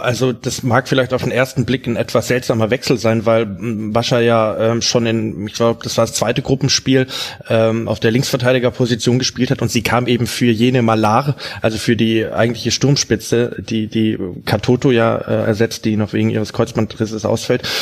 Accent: Swabia, Germany; bei uns im Schwabenland

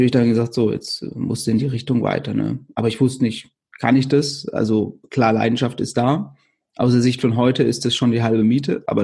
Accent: Wöschbach, Baden-Württemberg, Germany; Das ist ein, ein kleines Dorf, also mein Heimatdorf in der Nähe von Karlsruhe eben.

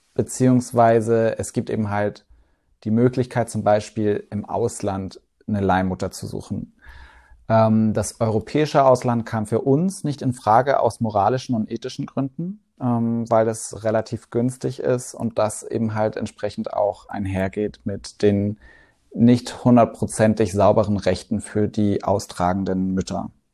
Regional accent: Swabia, Baden-Württemberg, Germany; moved away as an adult; now in Hamburg, Germany; im Schwabeländle aufgewachsen und dann mit 18 sofort wieder zurück

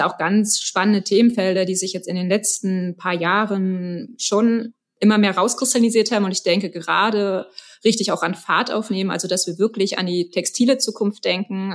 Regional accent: Berlin, Germany; moved away as an adult; now in Stuttgart, Germany; Ich komme ursprünglich aus Berlin

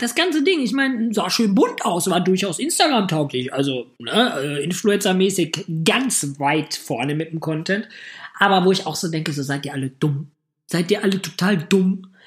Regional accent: Hamm, North Rhine-Westphalia, Germany; now in Düsseldorf, Germany; Ich komme ja aus Hamm.

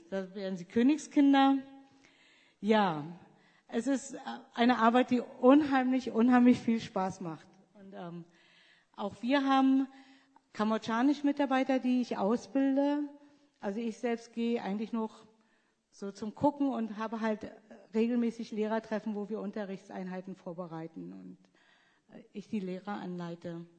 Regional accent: Germany; moved away; Ich, ich, bin eigentlich keine richtige Deutsche mehr.

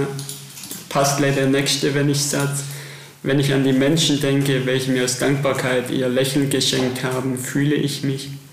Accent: Germany; uns als Deutsche

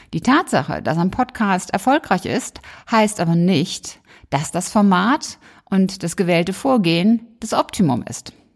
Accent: Germany; bei uns in Deutschland

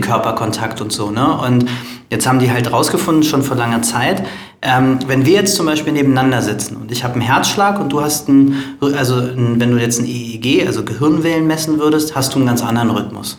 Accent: Berlin, Germany; dann kommen wir aus Berlin

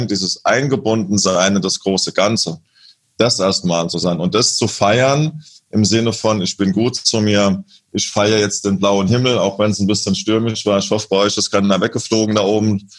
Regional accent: Lorsch, Hesse, Germany; moved away; in meiner alten Heimatstadt Lohr

